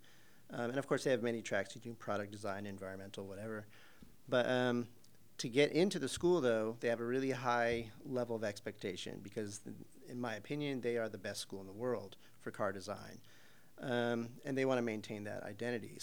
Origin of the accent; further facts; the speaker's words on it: Arizona, United States; moved away; I'm from Arizona originally